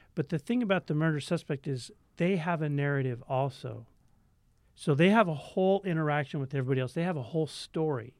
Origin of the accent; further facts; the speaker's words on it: Tacoma, Washington, United States; Tacoma, Washington.